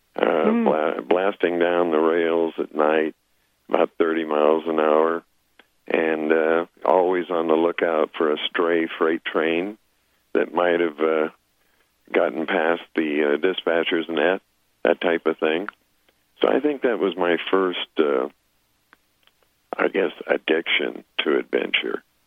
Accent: Apache Reservation, eastern Arizona, United States; moved away as an adult; I grew up on the Apache Reservation in eastern Arizona

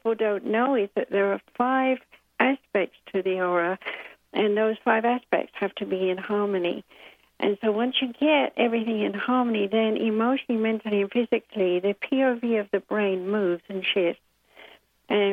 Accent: United Kingdom; I'm British, born in 1942 with a bomb actually exploding when I popped out, according to my mom

